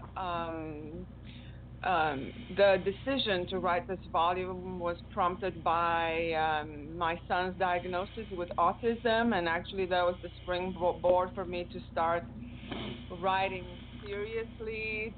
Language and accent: English; Zalău, Sălaj County, Romania; English is a second language; moved away as an adult; also born or lived in Germany / Kansas / Oregon; now in Texas, United States; Zalo, the name of my hometown, where I was born, where I grew up, pronounced like hello